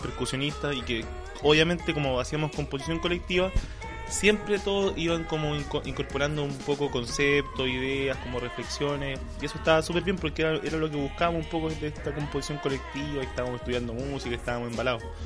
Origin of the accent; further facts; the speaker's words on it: Valparaíso, Chile; soy porteño me siento orgulloso